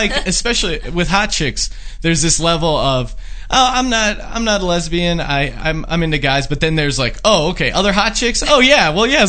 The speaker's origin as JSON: {"language": "English", "town": "Allentown", "region": "Pennsylvania", "country": "United States", "tie": "born or raised there", "moved": "yes", "said": "I'm from the Allentown area."}